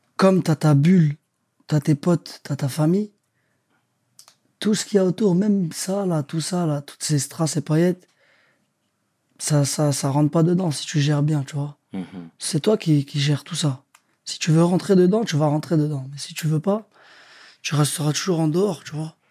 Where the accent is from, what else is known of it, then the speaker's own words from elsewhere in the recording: Sarcelles, Île-de-France, France; moved away as an adult; also born or lived in Quimper / Le Havre / England; je viens de Sarcelles